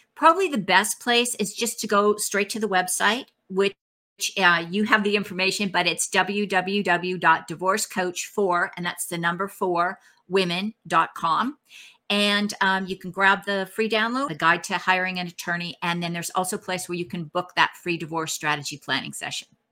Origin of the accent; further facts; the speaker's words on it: Canada; now in Texas, United States; I'm actually Canadian, I live in Texas, but I'm Canadian